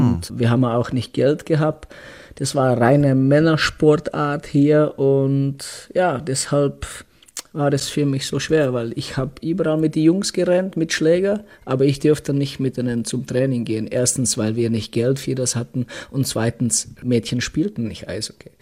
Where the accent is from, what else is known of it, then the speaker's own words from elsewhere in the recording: Litvínov, Ústí nad Labem Region, Czechia; German is a second language; moved away as an adult; ich bin äh, aus Tschechien, aus kleinen Stadt, aus Litvinov